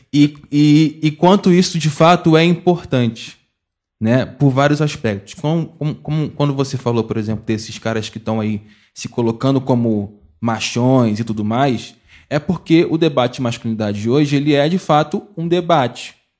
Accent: Mesquita, Rio de Janeiro, Brazil; sou de Mesquita, na, na da Fluminense, nascido é, e criado

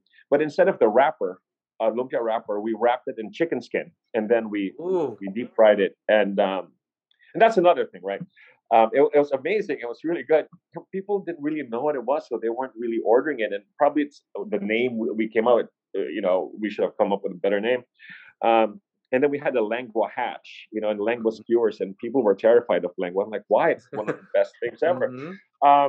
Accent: Jakarta, Indonesia; now in Cebu, Philippines; I was raised in Indonesia, in Jakarta

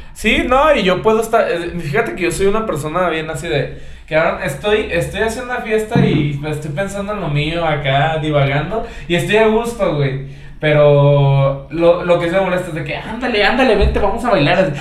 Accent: Mexico; como mexicanos

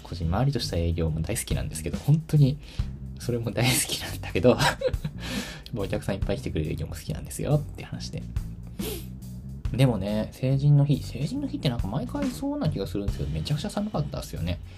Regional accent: Tokyo, Japan; now in Kyoto, Japan; もちろん私の地元、あ、東京なんですけど、東京は東京でもかなり田舎の方で

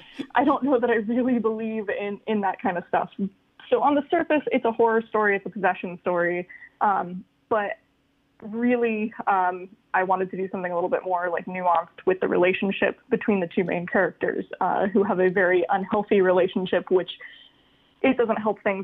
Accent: Florida, United States; now in Buffalo, United States; I'm from Florida and we have a lot of hurricane days. And now I live in Buffalo

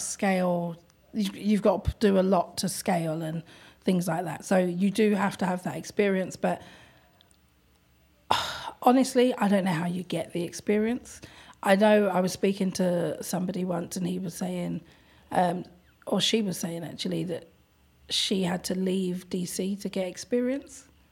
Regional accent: London, United Kingdom; I'm from London

